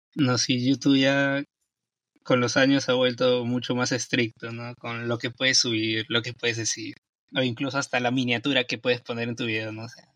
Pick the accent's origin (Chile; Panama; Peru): Peru; yo soy de Perú